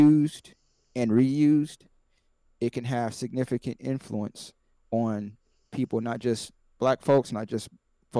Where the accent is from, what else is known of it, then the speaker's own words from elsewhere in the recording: Columbus, Ohio, United States; also born or lived in Canton, Ohio; growing up in Columbus, Ohio, we didn't have a hip-hop station